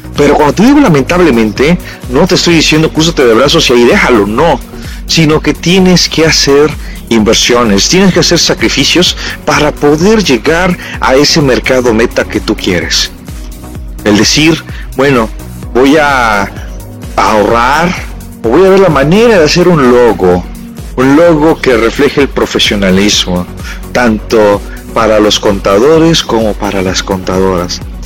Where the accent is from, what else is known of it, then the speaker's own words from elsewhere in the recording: Mexico; como buenos mexicanos